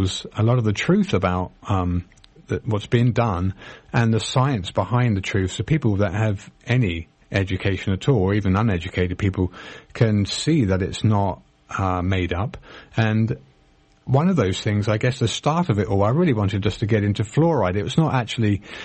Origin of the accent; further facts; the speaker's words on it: England, United Kingdom; now in United States; I was born in Britain. I'm a US citizen now